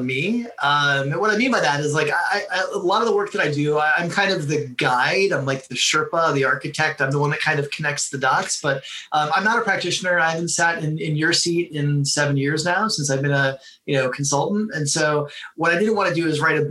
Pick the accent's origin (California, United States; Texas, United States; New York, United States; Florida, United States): Florida, United States; South; I grew up in Florida.